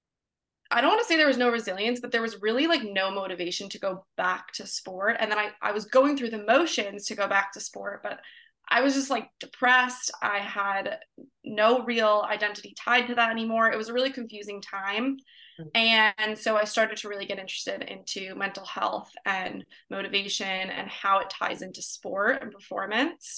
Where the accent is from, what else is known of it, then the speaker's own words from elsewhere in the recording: New York, United States; moved away as an adult; now in California, United States; I moved from New York to California, born and raised from New York